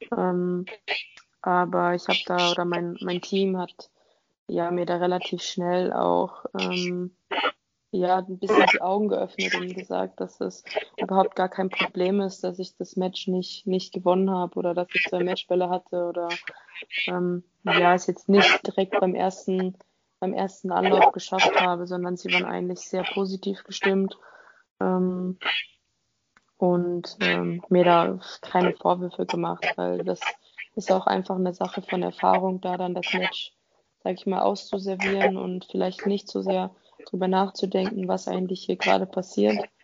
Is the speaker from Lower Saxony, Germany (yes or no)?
no; Dortmund, North Rhine-Westphalia, Germany; moved away; also born or lived in Offenbach; ich komme aus Dortmund